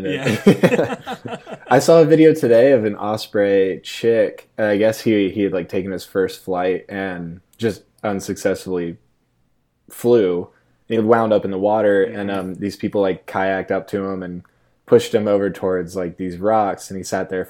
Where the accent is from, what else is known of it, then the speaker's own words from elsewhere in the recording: Virginia Beach, Virginia, United States; And, then I grew up surfing in Virginia Beach too.